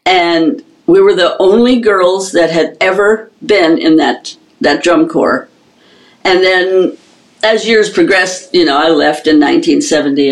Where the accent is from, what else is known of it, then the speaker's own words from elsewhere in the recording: upper Michigan, United States; we had a drum and bugle corps in my hometown, and this was a very small hometown in upper Michigan